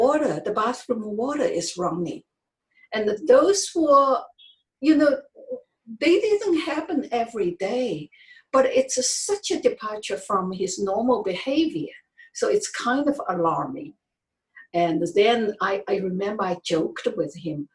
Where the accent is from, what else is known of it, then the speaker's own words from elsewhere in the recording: China; English is a second language; moved away as an adult; I'm originally from China